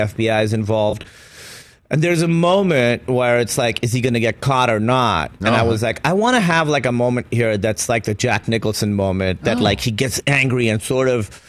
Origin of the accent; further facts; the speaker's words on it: Pakistan; moved away; I'm from Pakistan